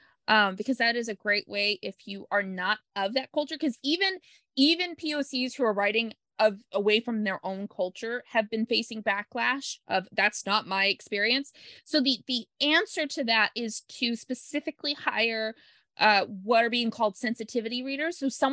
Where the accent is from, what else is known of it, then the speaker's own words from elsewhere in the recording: Pacific Northwest, United States; Plus, I was a kind of a weird outlier in the fact that I'm from the Northwest where I was born.